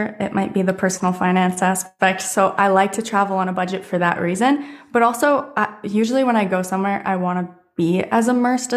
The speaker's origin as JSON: {"language": "English", "country": "Canada", "tie": "born or raised there", "said": "growing up in Canada"}